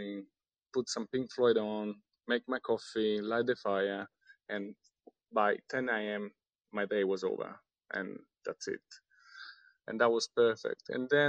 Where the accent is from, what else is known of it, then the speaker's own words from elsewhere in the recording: Rome, Lazio, Italy; Sydney was another metropolis, I'm from Rome. Rome obviously has a lot of history, but, I've been traveling around the world.